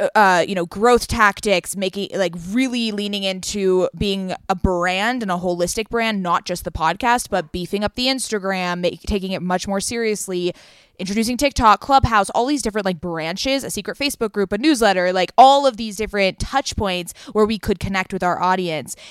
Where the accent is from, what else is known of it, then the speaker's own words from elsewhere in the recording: Southern California, United States; we are from Southern California. We live in L A and San Diego